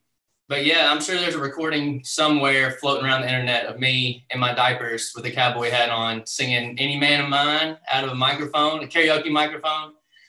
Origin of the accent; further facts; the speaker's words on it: Hopkinsville, Kentucky, United States; moved away as an adult; now in Nashville, United States; My hometown is Hopkinsville, Kentucky. So it's only an hour up the road from Nashville. So we basically grew up in Music City as it is.